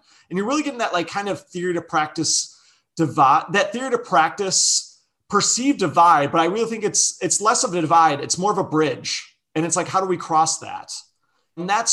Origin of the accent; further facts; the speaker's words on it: Chicago, Illinois, United States; moved away as an adult; also born or lived in Las Vegas, Nevada; I grew up in Chicago, moved to Las Vegas for undergrad